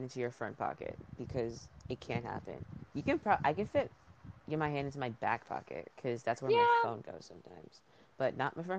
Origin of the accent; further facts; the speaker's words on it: Connecticut, United States; I was born here in Connecticut and have lived here all of my 18 years of life